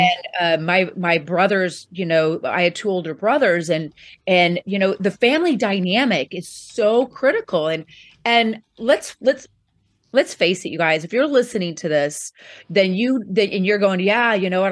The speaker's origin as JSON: {"language": "English", "town": "Poplar Bluff", "region": "Missouri", "country": "United States", "tie": "born or raised there", "said": "I actually am from a small town, um, in southeast Missouri called Poplar Bluff"}